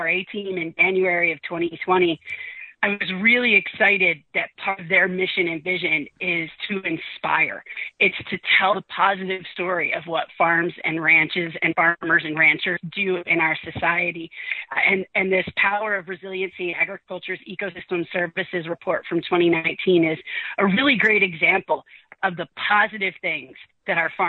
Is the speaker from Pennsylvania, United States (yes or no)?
yes; Philadelphia, Pennsylvania, United States; moved away as an adult; now in Austin, United States; I grew up in Philadelphia